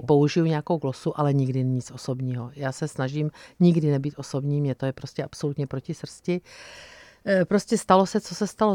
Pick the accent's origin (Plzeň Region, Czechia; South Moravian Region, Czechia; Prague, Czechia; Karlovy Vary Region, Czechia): South Moravian Region, Czechia; Brno; to je moje rodné město a je to kraj, za který jsem, můj milovaný kraj, za který jsem kandidovala